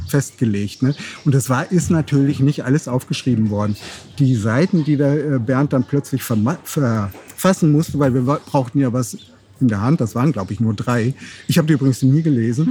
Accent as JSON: {"language": "German", "region": "North Rhine-Westphalia", "country": "Germany", "tie": "born or raised there", "said": "wir sind ja in Westfalen geboren, ne, nah am Ruhrgebiet"}